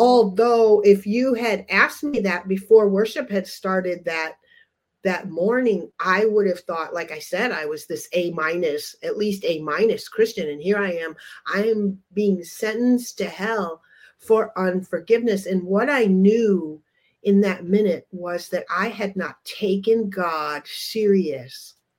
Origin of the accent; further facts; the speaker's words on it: Upper Michigan, United States; moved away; we're from Upper Michigan originally